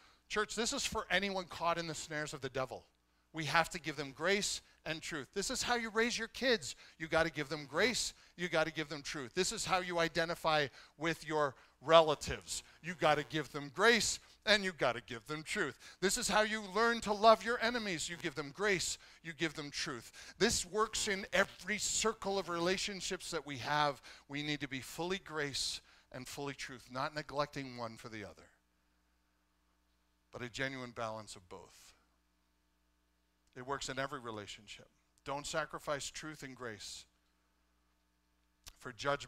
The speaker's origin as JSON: {"language": "English", "country": "Canada", "said": "I love being Canadian. I am in the tribe of those who are Canadian."}